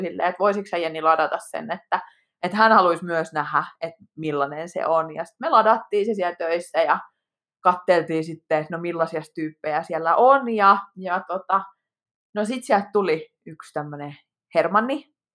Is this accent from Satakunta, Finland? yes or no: yes; Pori, Satakunta, Finland; now in Helsinki metropolitan area, Finland; olen Porista alun perin